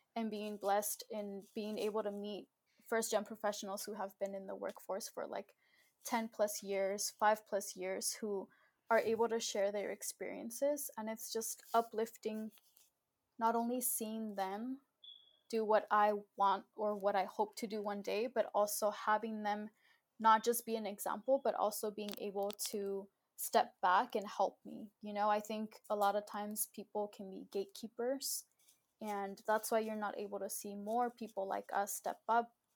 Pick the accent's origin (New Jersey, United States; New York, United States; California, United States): California, United States; Southern; also born or lived in Mexico; I was born in Mexico, but I was raised here in the US in Southern California